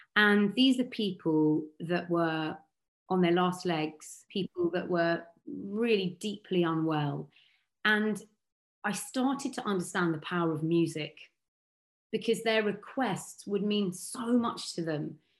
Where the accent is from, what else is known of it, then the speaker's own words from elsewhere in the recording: Sonning, South East England, United Kingdom; I grew up in Sonning on Thames, which is a really beautiful part of Berkshire.